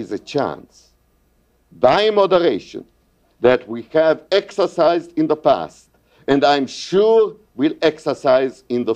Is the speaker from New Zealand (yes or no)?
no; Hungary; moved away as an adult; now in United States; I come from Hungary